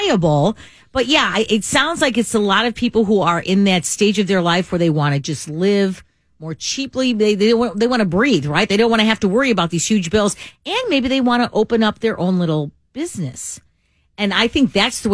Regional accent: Chicago, Illinois, United States; I grew up in Chicago

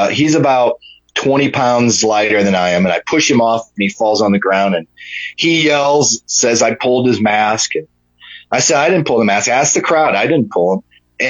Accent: Georgia, United States; My hometown at the time was just outside of Atlanta.

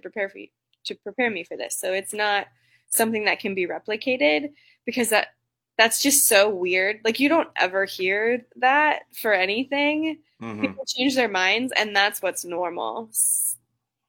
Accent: South Central Nebraska, United States; also born or lived in Lawrence, Kansas; now in Lincoln, United States; I read every newspaper that I could get my hands on when I was little, growing up in South Central Nebraska.

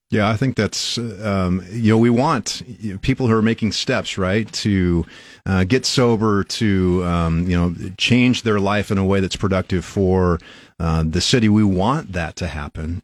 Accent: Albion, Nebraska, United States; now in Lincoln, United States; I'm originally from Albion, about two and a half hours northwest of here

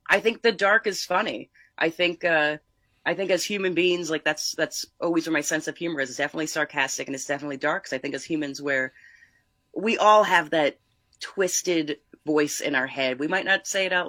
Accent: Northeast Pennsylvania, United States; moved away as an adult; now in Los Angeles, United States; I'm from Northeast Pennsylvania.

